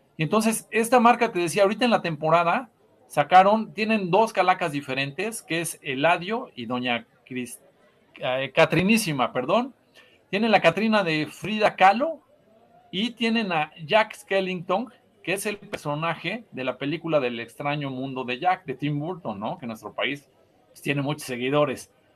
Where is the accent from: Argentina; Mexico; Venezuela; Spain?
Mexico; nuestro sello como mexicanos